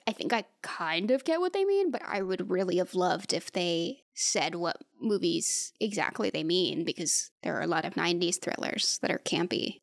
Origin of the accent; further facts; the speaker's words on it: United States; As an American